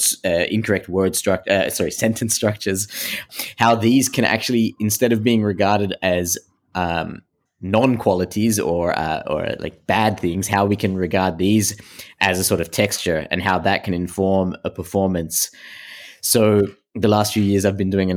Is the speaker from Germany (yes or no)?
no; Australia; now in Antwerp, Belgium; I am originally from Australia, but my parents come from Sri Lanka. But I am now living in Antwerp in Belgium